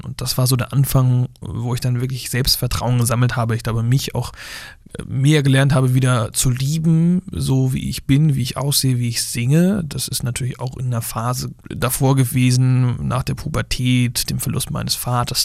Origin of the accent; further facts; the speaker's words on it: Flensburg, Schleswig-Holstein, Germany; accent: slight northern German; now in Buxtehude, Germany; vielleicht mit so einem ganz leichten Norddeutsch-Slang, weil ich ja aus Flensburg komme, ja. an der dänischen Grenze.